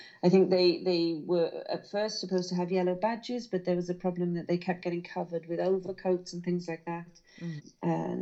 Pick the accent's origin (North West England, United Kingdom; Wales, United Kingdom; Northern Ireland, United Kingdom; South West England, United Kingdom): Wales, United Kingdom; Carmarthen; accent: Welsh lilt; also born or lived in Burry Port, Wales; I was brought up in Carmarthen, well, halfway between Carmarthen and Llanelli, so southwest Wales